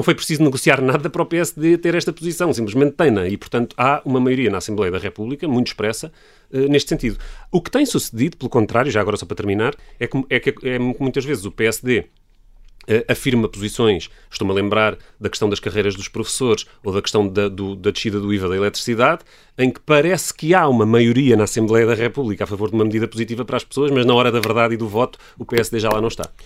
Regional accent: Lisbon, Portugal; Eu cresci aqui em Alvalade, que é onde estamos

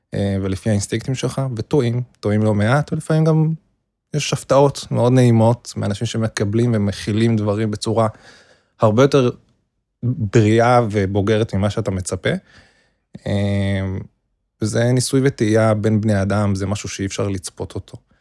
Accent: Jerusalem, Jerusalem District, Israel; now in Tel Aviv, Israel; גדלתי בירושלים, בקהילה החרדית

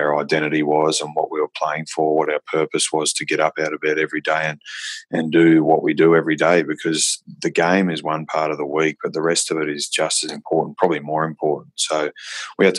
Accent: Australia; also born or lived in Saudi Arabia; I was born in Saudi Arabia to Irish parents. I only came to Australia when I was 5.

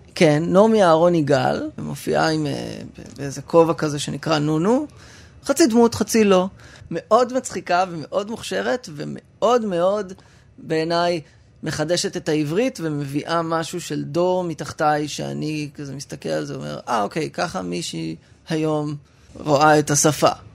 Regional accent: Rehovot, Central District, Israel; ברחובות, שם גדלתי

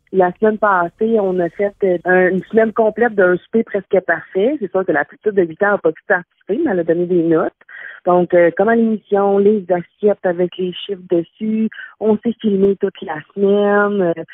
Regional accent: Saint-Jean-sur-Richelieu, Quebec, Canada; Je viens de la région de Saint-Jean-sur-Richelieu

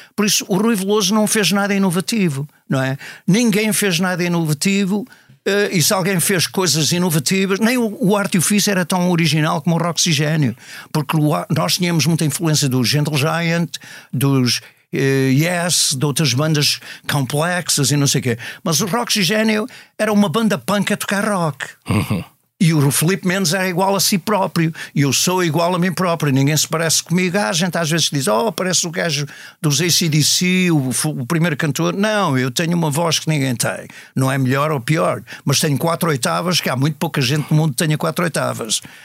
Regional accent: Matosinhos, Norte, Portugal; moved away as an adult; now in United States; eu cresci numa escola católica, e, em Matosinhos

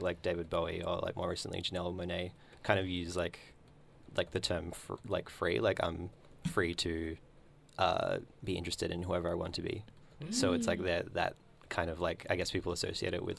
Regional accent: Darwin, Northern Territory, Australia; moved away; when I was growing up in Darwin. I'm not growing up, but before I moved from Darwin

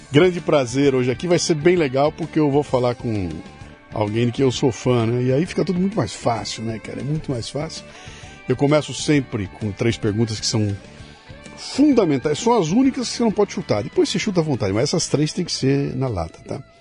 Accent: Porto Alegre, Rio Grande do Sul, Brazil; born there; Porto Alegre. Gaúcho.

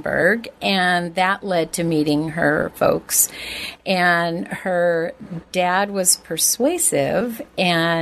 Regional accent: Oceanside, California, United States; born or raised there; also born or lived in Inglewood, California / San Fernando Valley, California

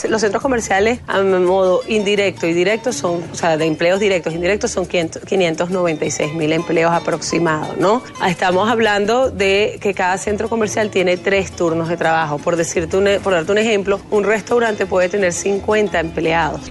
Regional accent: Venezuela; como esposa, como mujer, como venezolana

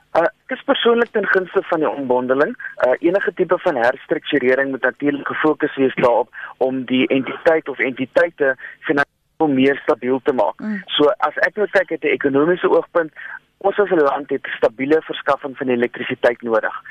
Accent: South Africa

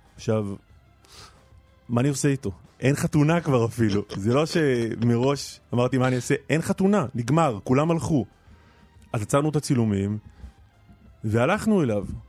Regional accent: Nir Galim, Southern District, Israel; בניר גלים, במשק שגדלתי

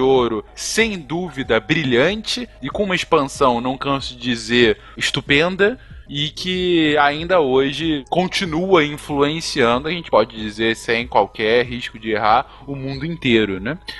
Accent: Brazil; a gente, né, como brasileiro

